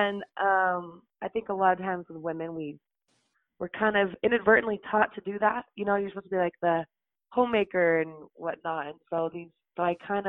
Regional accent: Utah, United States; I grew up in Utah

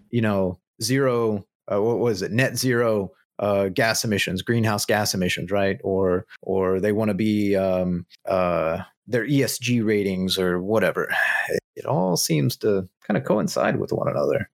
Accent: Southern Midwest, United States; Being Southern Midwesterner, you read the, the King James version of the Bible growing up

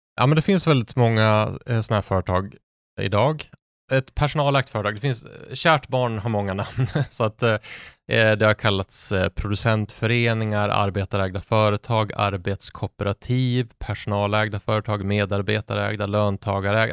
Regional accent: Sundsvall, Västernorrland County, Sweden; Sundsvall där jag är från

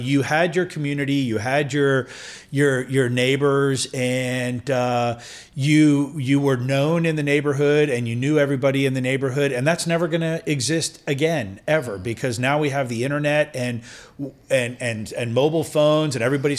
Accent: Vienna, United States; And I think that's kind of what growing up in Vienna was.

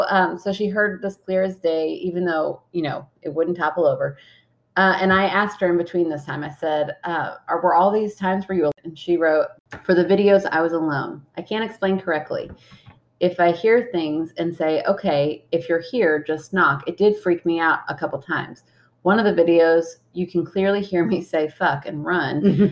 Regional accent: Scotland, United Kingdom; We're from Scotland, and one of their heirlooms I wanted was a sick bell

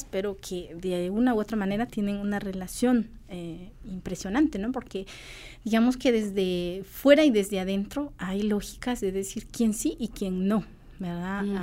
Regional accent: Chichicastenango, Quiché, Guatemala; yo soy de Chichi, es un gusto de una chichica azteca que lo hizo una mujer de Santiago Titlán.

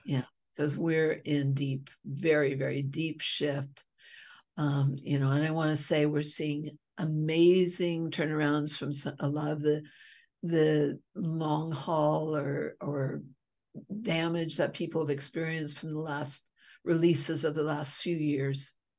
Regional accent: Hawaii, United States; I'm from Hawaii

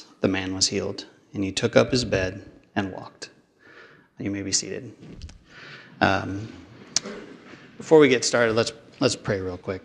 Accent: Portland, Oregon, United States; I grew up in North Portland until middle school. Then middle school, we moved out here to Southeast Portland area.

